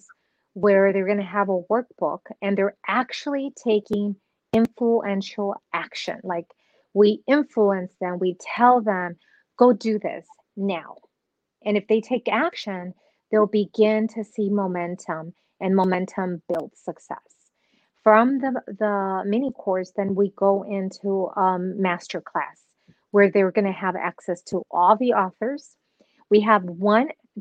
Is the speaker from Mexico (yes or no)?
yes; Nuevo Laredo, Tamaulipas, Mexico; now in Dallas-Fort Worth, United States; I was born in Nuevo Laredo, Mexico.